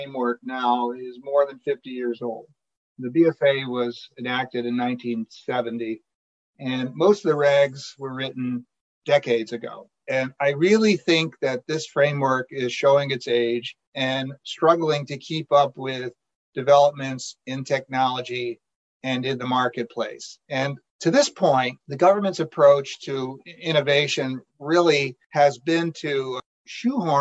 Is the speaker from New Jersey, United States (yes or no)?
no; Saratoga Springs, New York, United States; I grew up in the Saratoga, New York area